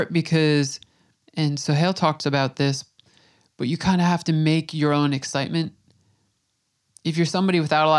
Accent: Long Island, New York, United States; I grew up on Long Island

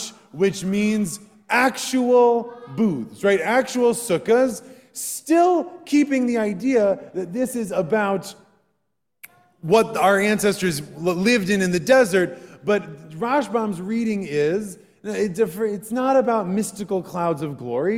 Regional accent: Wisconsin, United States; Growing up in Wisconsin

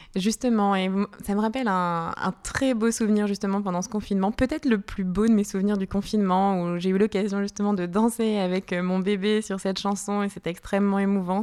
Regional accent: Lille, Hauts-de-France, France; moved away as an adult; also born or lived in Italy / Brazil; now in Geneva, Switzerland; moi, je suis née à Lille, dans le nord de la France, et puis je suis arrivée sur Genève il y a à peu près une dizaine d'années

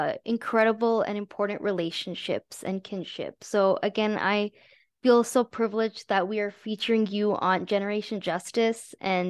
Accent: New Mexico, United States; first language Tamil; English is a second language; As an Indian born and brought up in the United States, and specifically New Mexico, where the Indian population is significantly low, learning Bharatanatyam has allowed me to keep in touch with my roots.

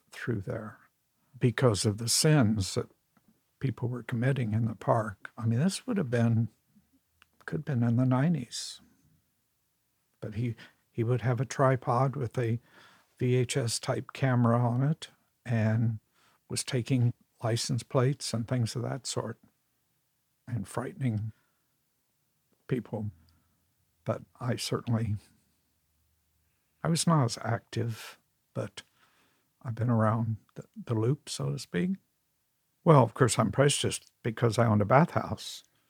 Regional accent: San Francisco, California, United States; I mean, I come from San Francisco in 61 when you could only do drag on Halloween.

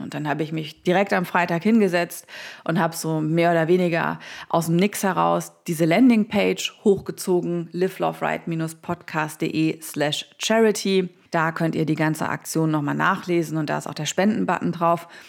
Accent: Saarland, Germany; in meiner Heimat im Saarland

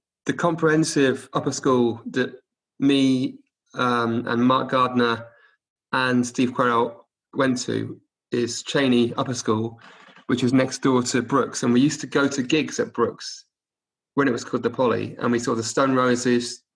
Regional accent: Oxford, South East England, United Kingdom; also born or lived in Cardiff; I was born in Cardiff, but I grew up in Oxford from the age of one, like 18 months

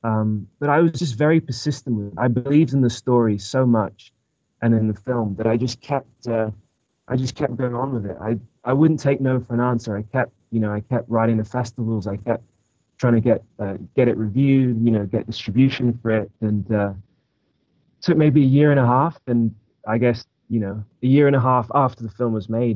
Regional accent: England, United Kingdom; also born or lived in Orange County, California; now in United States; I'm actually from England originally. And when I came to America, my dad got a job in Orange County

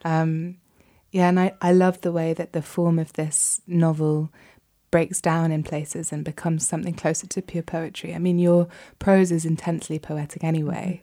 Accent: United Kingdom; for me as a Brit

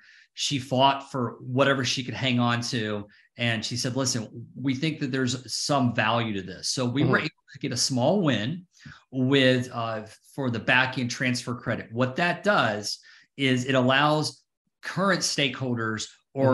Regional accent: Atlanta, Georgia, United States; Yeah. So, you know, I'm from Atlanta. So I saw Atlanta go through before the credit was passed and then after the credit was passed.

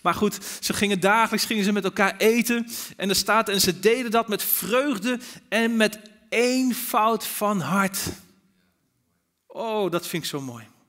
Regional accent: Netherlands; als Nederlanders

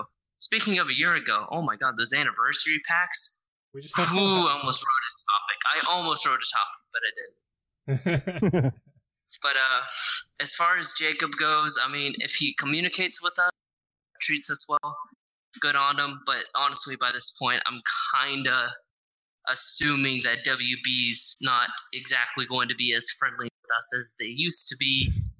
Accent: Ireland; I'm Irish.

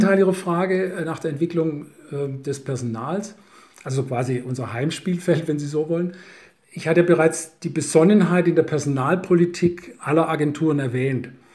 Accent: Swabia, Germany; als Schwabe

